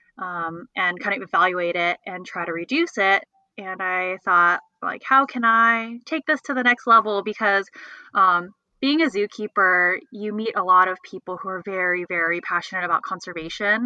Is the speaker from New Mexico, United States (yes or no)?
no; California, United States; also born or lived in Los Angeles; I'm from California